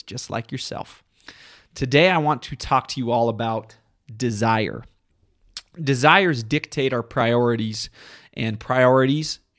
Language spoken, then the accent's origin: English; southern Utah, United States; my home state of southern Utah